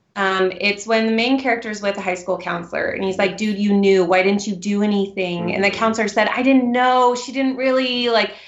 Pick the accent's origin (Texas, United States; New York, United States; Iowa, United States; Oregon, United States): Oregon, United States; Newberg; also born or lived in Seattle, Washington; I moved here to Oregon when I was young, and my husband and I met at Newberg High School